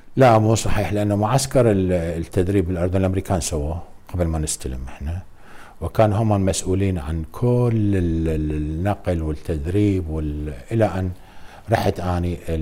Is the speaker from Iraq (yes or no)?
yes; Iraq; احنا بالوزاره نعمل كعراقيين كلنا